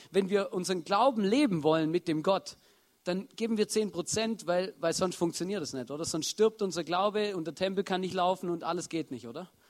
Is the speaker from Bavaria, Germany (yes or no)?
no; Baden-Württemberg, Germany; ich bin Schwabe und bei den Schwaben gibt es sowas